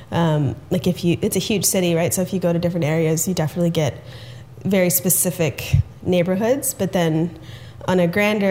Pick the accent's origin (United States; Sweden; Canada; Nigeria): Canada; Toronto, Ontario; also born or lived in Richmond Hill; I grew up half in Toronto and half in Richmond Hill, which is a suburb of Toronto